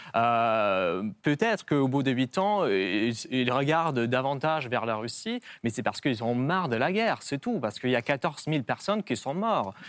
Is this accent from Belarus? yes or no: yes; Belarus; moved away; je suis né au Bélarus, j'ai une partie de la famille qui habite en Ukraine